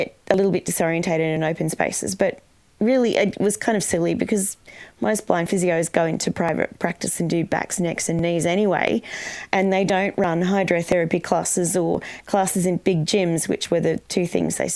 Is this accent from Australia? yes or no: yes; Canberra, Australian Capital Territory, Australia; also born or lived in Sydney; I was born in Sydney, but my parents moved to Canberra